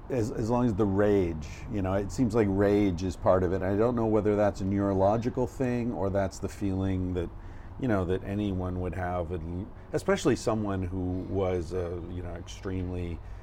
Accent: Aliquippa, Pennsylvania, United States; I grew up right north of Pittsburgh.

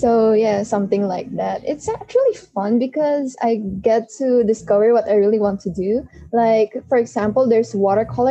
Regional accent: Philippines; I'm from the Philippines

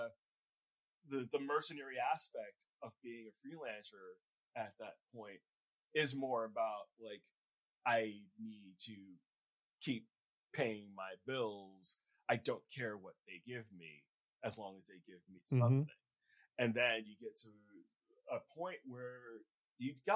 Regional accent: New York City, New York, United States; I grew up in Flatbush. Okay. I still live in Brooklyn

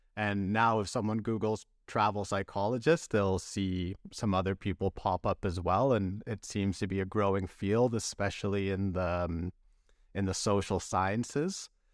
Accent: British Columbia, Canada; also born or lived in Vancouver; I grew up in British Columbia

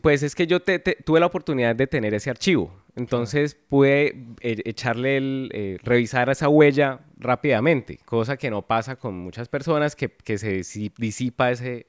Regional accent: Palmira, Valle del Cauca, Colombia; moved away as an adult; now in Cali, Colombia; yo crecí en Palmira. Yo llevo eh, va a cumplir 11 años acá en Cali

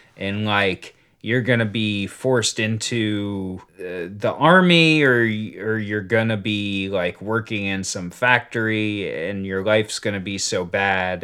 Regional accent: United States; I was born in the United States

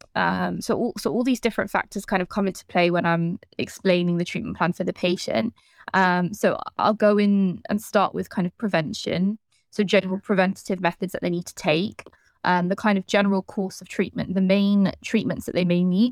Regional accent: London, United Kingdom; I'm from London

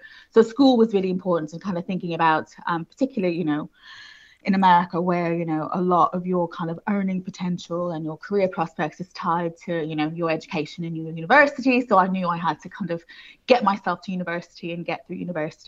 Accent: Houston, Texas, United States; Yes, I did. Yeah, I'm American originally, which I think confuses a lot of people because they're like, I don't hear it.

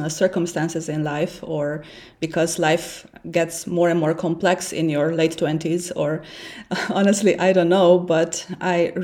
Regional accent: Romania; English is a second language; moved away as an adult; also born or lived in Switzerland; now in Berlin, Germany; as an immigrant living in Berlin and then in Switzerland, I'm originally from Romania

